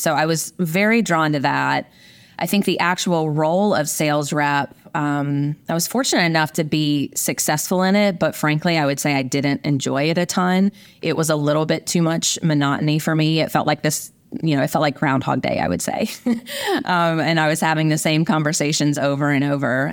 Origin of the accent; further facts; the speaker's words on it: rural Virginia, United States; moved away as an adult; also born or lived in Midwest / Orange County, California; I grew up in a small farming community in rural Virginia